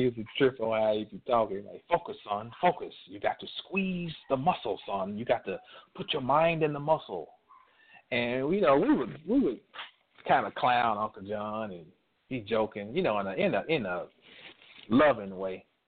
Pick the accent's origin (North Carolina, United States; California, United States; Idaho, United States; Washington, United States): North Carolina, United States; also born or lived in Texas; My daddy was stationed in the Air Force in Texas. We're from North Carolina.